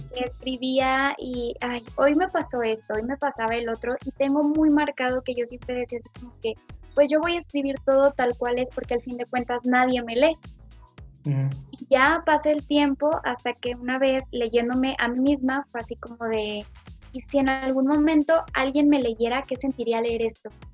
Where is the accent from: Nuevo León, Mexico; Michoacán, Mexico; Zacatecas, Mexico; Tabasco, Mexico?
Zacatecas, Mexico; Fresnillo; soy de Fresnillo, Zacatecas